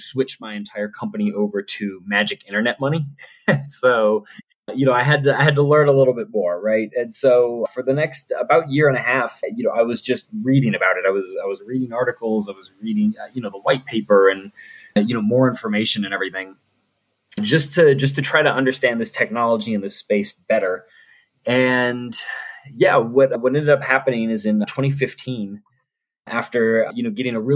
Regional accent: New Orleans, Louisiana, United States; also born or lived in Auburn, Alabama; I grew up in New Orleans, Louisiana, one of the best cities in the world.

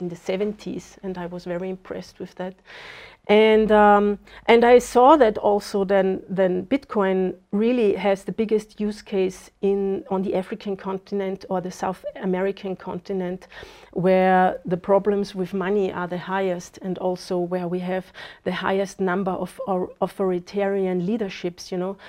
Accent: Austria; moved away as an adult; now in Zimbabwe; I was born in Austria

